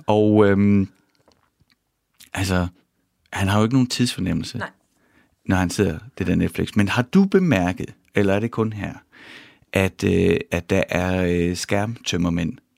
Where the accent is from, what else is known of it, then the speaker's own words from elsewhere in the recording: Horsens, Central Denmark Region, Denmark; Jeg er vokset op i Horsens, mm. i Mimersgade